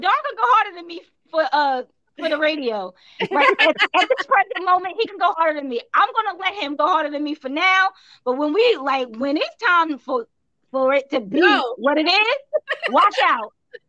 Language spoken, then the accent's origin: English; New York City, New York, United States; now in New York City, United States; I absolutely love New York. Like, I'm a New Yorker through and through